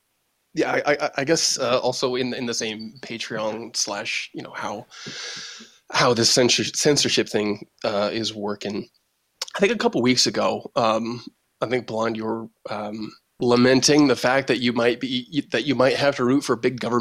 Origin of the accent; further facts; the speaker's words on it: Boise, Idaho, United States; I grew up in Boise